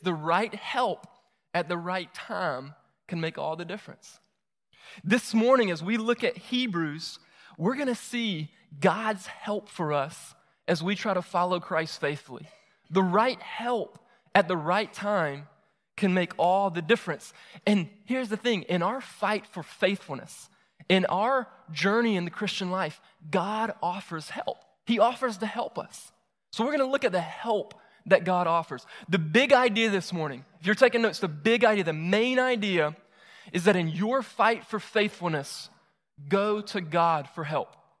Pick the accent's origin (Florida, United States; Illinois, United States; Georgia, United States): Georgia, United States; Moultrie; moved away as an adult; also born or lived in Augusta, Georgia; move back to my hometown, Moultrie, Georgia